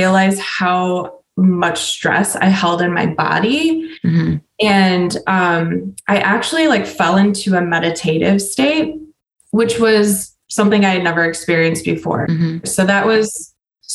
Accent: Sturgeon Bay, Wisconsin, United States; I grew up in Door County in a tourist town called Sturgeon Bay, and I was raised by hippies.

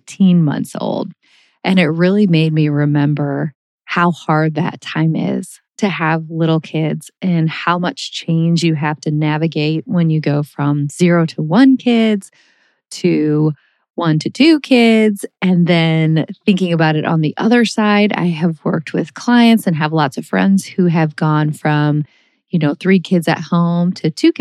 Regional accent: St. Louis, Missouri, United States; also born or lived in Minnesota / Texas; moving from Minnesota, where I was born and raised and surrounded by my whole family. My mom's one of 8 kids and everybody lived there and I had a million cousins, and I moved from Minnesota to St. Louis when I was in 4th grade

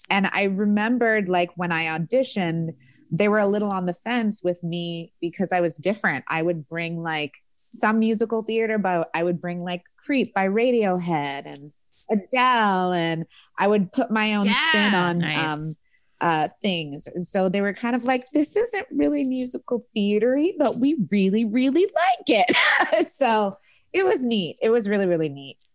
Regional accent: New York, United States; Luckily, I came from New York, so I knew my stuff.

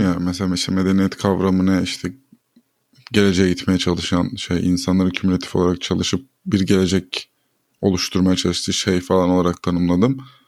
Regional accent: Turkey; ben bir Türkiye vatandaşıyım

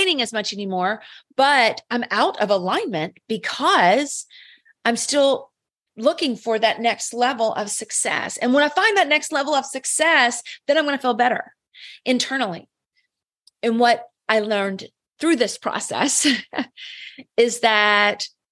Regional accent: the South, United States; I'm from the South

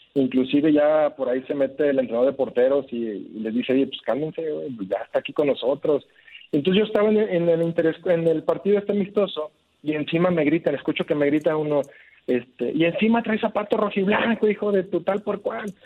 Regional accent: Guadalajara, Jalisco, Mexico; also born or lived in Monterrey; now in Saltillo, Mexico; Yo soy de Guadalajara

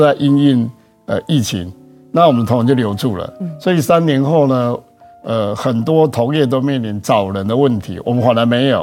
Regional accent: Taichung, Taiwan; 我出生在台中啦，嗯。然后我从小学念到研究所，全部都在台中

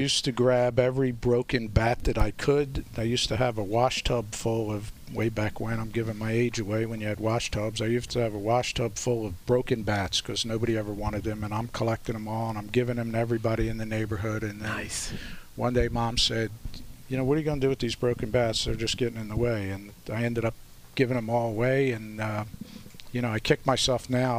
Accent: Philadelphia, Pennsylvania, United States; I grew up here in South Philly

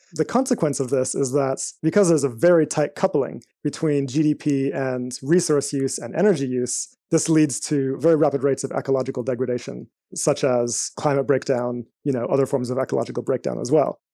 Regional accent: Eswatini; also born or lived in United States; now in United Kingdom; I spent most of my life in a small country in Southern Africa called Swaziland

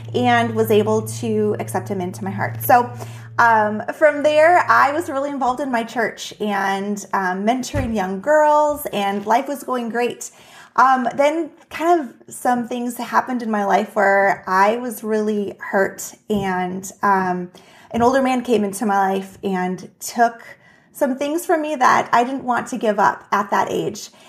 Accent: Juneau, Alaska, United States; now in Minnesota, United States; was born and raised in Juneau, Alaska

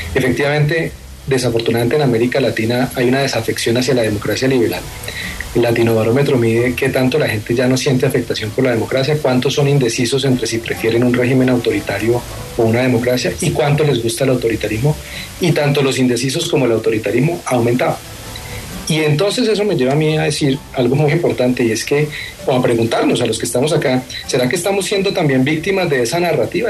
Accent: Bucaramanga, Santander, Colombia; Yo soy de Bucaramanga

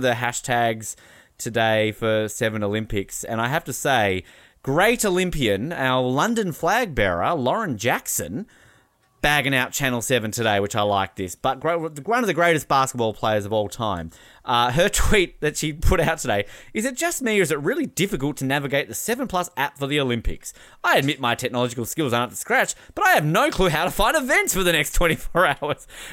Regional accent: Australia; I am Australian.

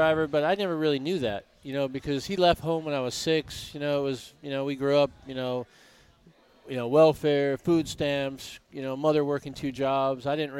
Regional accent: Connecticut, United States; now in California, United States; And I'm not from New York. You know, I grew up in Connecticut. I live in California

